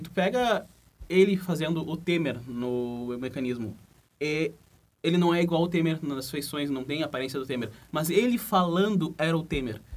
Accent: Rio Grande do Sul, Brazil; accent: gaúcho; o nosso sotaque

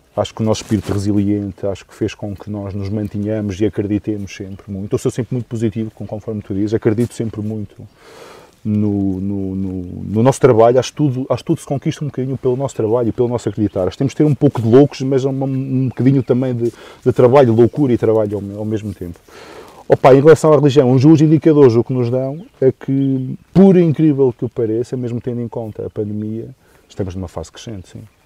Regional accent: Valdemendins, Douro, Norte, Portugal; also born or lived in Peso da Régua; Sou um douriense, assim, de origem, nascido e criado em Valdemendins, agora na Régua

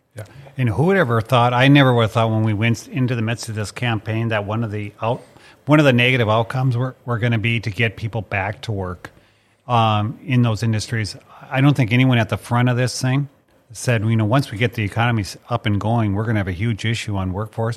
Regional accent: Mandan, North Dakota, United States; my dad was a bird hunter because I grew up in Mandan

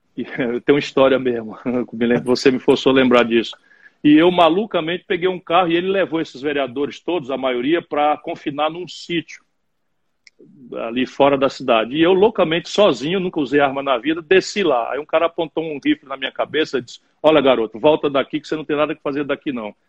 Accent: Sobral, Ceará, Brazil; born or raised there; also born or lived in Pindamonhangaba, São Paulo / Adamantina, São Paulo

